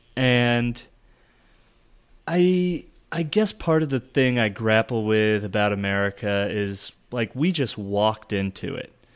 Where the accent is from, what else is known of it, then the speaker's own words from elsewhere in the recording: United States; I'm an American